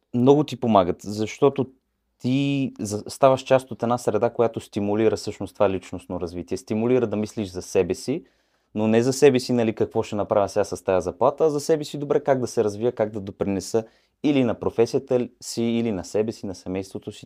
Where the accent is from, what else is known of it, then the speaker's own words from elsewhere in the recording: Bulgaria; also born or lived in Mannheim, Germany; now in England, United Kingdom; Особено в Манхайм, където бях, знаят, че сме, как да го кажа, ученолюбиви